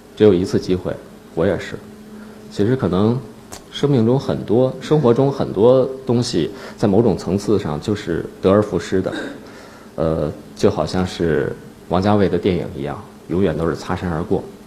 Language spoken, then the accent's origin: Chinese; Northeast China, China; now in Beijing, China; 我到北京之后，我是东北人嘛，我，我不太适应北京的那种干燥